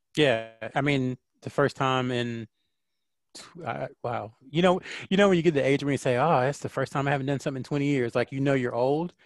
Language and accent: English; North Carolina, United States; also born or lived in Clinton, North Carolina / Fayetteville, North Carolina; now in Charlotte, United States; I'm a Southern kid, Southern boy at heart. Uh, I've lived in North Carolina my entire life